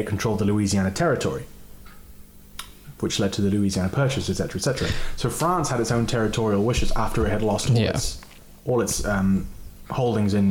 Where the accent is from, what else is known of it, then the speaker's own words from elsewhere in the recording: United Kingdom; as a British person